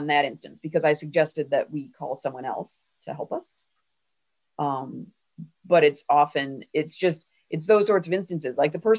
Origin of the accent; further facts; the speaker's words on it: Ireland; This is not yelling. I'm Irish. You will know if I am yelling.